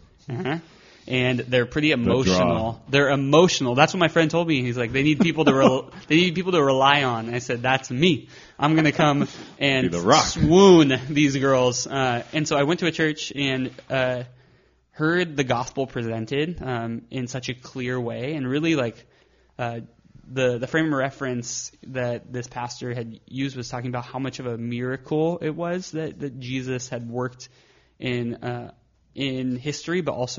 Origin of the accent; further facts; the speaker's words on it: Arizona, United States; And so grew up going to Mass until we moved from Arizona.